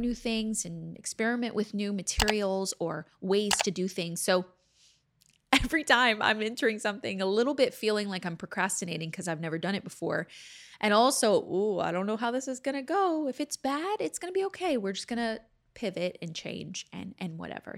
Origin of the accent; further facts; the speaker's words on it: Texas, United States; accent: Southern; moved away as an adult; also born or lived in Louisiana; now in Los Angeles, United States; I am from there. I grew up there